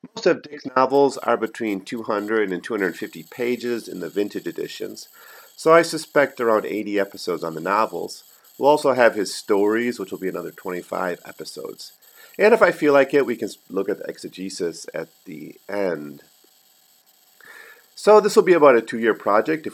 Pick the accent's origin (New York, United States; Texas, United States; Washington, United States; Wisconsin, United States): Wisconsin, United States; now in Taiwan; my hometown in Wisconsin